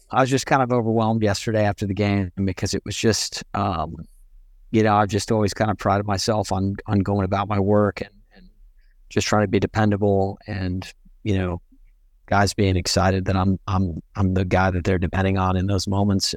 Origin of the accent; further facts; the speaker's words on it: Pearland, Texas, United States; also born or lived in England; my Pearland, uh, it's the town I'm from outside of Houston